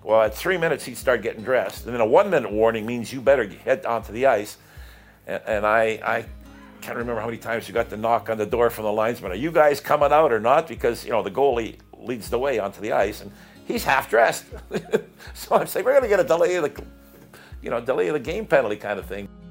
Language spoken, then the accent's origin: English; Winnipeg, Manitoba, Canada; moved away; also born or lived in Toronto; I come from Winnipeg